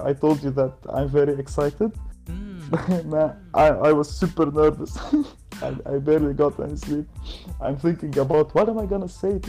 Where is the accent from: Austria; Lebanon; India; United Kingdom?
Lebanon; I'm from Lebanon